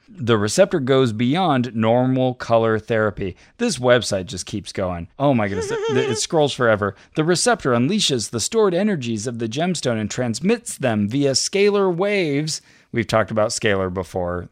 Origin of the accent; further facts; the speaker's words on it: near Berkeley, California, United States; it's near my hometown.